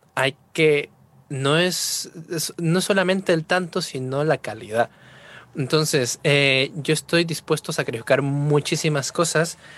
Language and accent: Spanish; Trujillo, La Libertad, Peru; moved away as an adult; now in Spain; soy de Trujillo, Perú